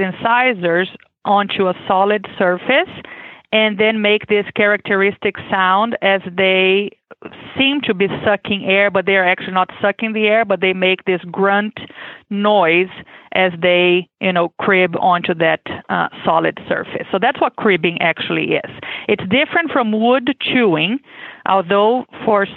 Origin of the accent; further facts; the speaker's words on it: Brazil; English is a second language; moved away as an adult; now in Kentucky, United States; I am originally from Brazil, as you can expect with my accent. I was born and raised there